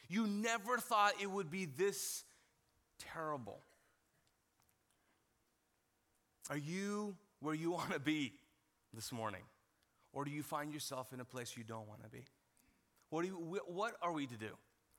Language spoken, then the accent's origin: English; Kuwait; All right, so grew up in Kuwait as a Pakistani, and I was not exposed to a lot of TV shows